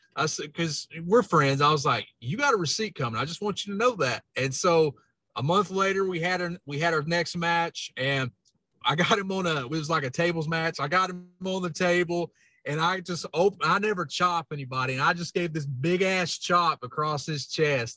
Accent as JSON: {"language": "English", "region": "Kentucky", "country": "United States", "tie": "born or raised there", "accent": "hillbilly", "said": "my accent, man, it was always pointed out. And I was like, yeah, I'm a hillbilly. I'm from Kentucky"}